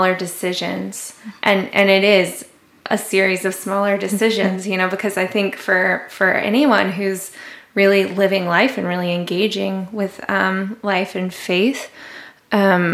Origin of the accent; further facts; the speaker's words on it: the South, United States; moved away as an adult; now in New York, United States; I grew up in the South. And there it's like the Bible Belt